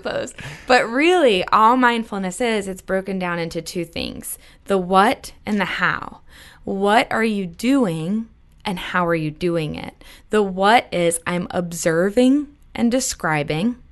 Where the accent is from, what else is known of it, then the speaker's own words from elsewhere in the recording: New Hampshire, United States; I'm from New Hampshire.